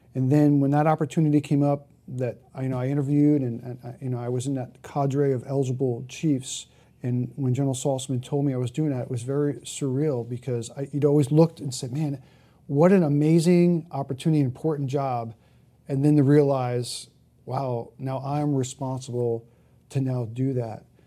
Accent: Jersey City, New Jersey, United States; I grew up in Jersey City, New Jersey, right up the street from the Statue of Liberty

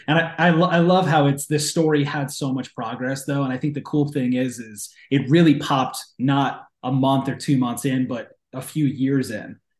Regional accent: East Coast, United States; I'm from the East Coast

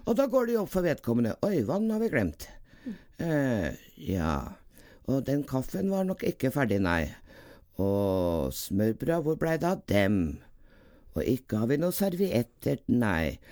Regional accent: Trøndelag, Norway; also born or lived in Dovrefjell / Grong / Namsos; Jeg er jo egentlig trønder

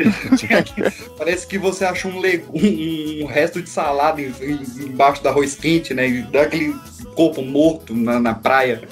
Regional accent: Brazil; Porque eu, onde eu nasci, lá no, no, no, Recanto, que é onde o Caio morou, mora até hoje também

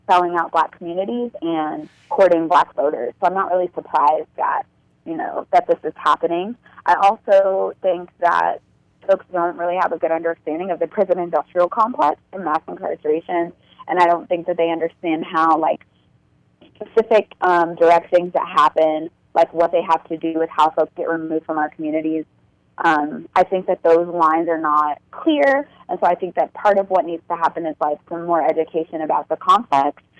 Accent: Fort Bragg, North Carolina, United States; my family's military, and so I grew up in Fort Bragg, North Carolina.

